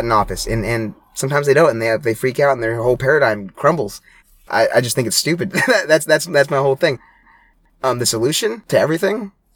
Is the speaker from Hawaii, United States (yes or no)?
yes; Hawaii, United States; moved away; I grew up in Hawaii